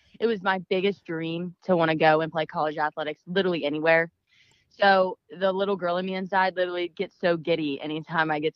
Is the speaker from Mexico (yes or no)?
no; West Virginia, United States; My hometown, it's small. When you think of West Virginia, literally that's probably how you think of where I live.